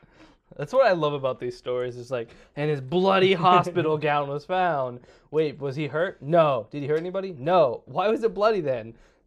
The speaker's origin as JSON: {"language": "English", "country": "Ireland", "said": "I have immunity to racism. I am Irish."}